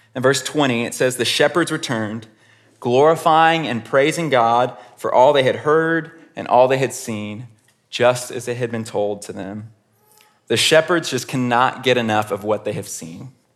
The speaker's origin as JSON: {"language": "English", "town": "Houston", "region": "Texas", "country": "United States", "tie": "born or raised there", "said": "I grew up in Houston, Texas"}